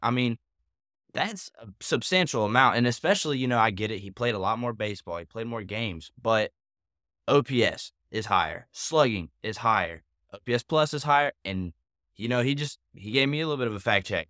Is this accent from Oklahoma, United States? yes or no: no; McDonough, Georgia, United States; grew up in McDonough, Georgia.